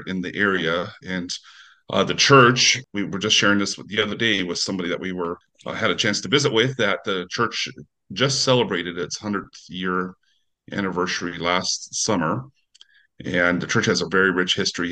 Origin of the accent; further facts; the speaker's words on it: Salinas, California, United States; now in Fort Morgan, United States; I grew up in actually the lettuce capital of the world, Salinas, California.